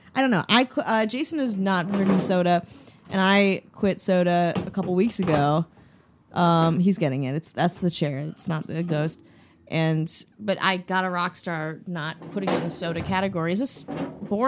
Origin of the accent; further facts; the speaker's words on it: Wisconsin, United States; I'm from Wisconsin